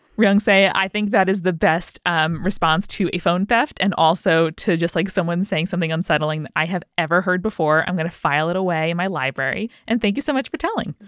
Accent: United States; as an American watching the show

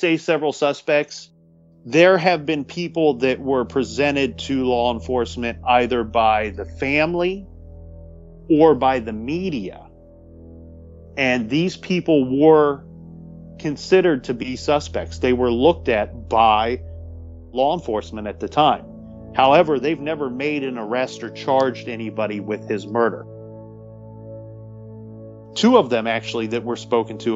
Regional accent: Columbus, Ohio, United States; I grew up in Columbus, Ohio.

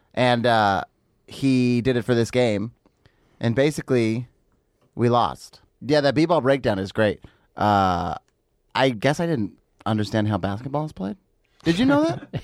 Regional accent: Los Angeles area, California, United States; I'm not from Los Angeles proper

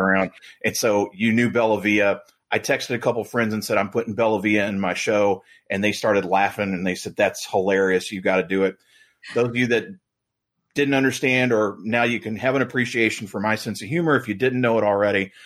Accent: Louisville, Kentucky, United States; I grew up in Louisville

